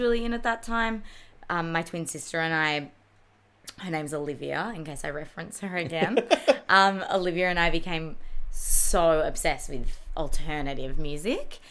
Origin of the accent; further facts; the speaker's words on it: Mornington Peninsula, Victoria, Australia; We grew up on the Mornington Peninsula as well.